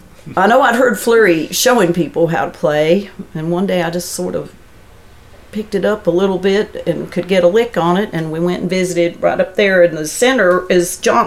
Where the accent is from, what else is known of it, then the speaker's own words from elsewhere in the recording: Arlington, Virginia, United States; Because originally I'm from Northern Virginia, up around Arlington. I was born and raised up there.